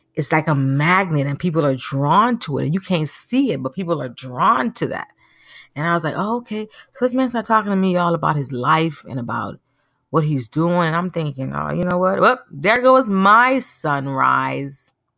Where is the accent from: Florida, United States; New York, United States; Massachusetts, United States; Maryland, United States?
Florida, United States; Naples; moved away; I grew up in a city in Florida called Naples